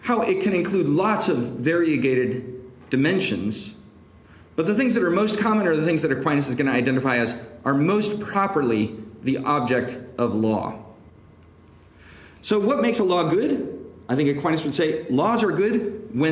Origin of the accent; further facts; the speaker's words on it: Seattle, Washington, United States; now in Washington, D.C., United States; I'm originally from Seattle